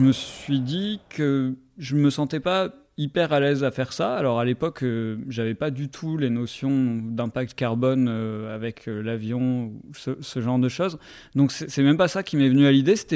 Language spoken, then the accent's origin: French; Bordeaux, Nouvelle-Aquitaine, France; also born or lived in Paris; Je viens de Bordeaux, enfin, je viens globalement du sud-ouest de la France, on va dire.